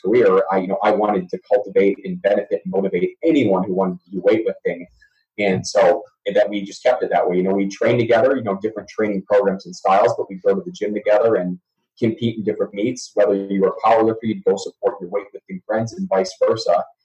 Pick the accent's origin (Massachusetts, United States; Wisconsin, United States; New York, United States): Wisconsin, United States; Oregon; moved away; So Madison, Wisconsin, um, actually um, a suburb just outside of Madison, Wisconsin, Oregon, Wisconsin, town of about well now nine thousand people. Um, that's home for me. So born and bred uh, cheesehead